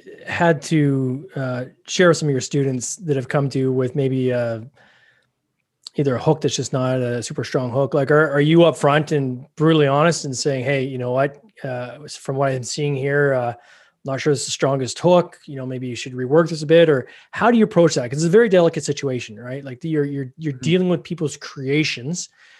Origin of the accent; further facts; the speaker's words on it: Canada; Like, if I know here in Canada, we're both Canadian.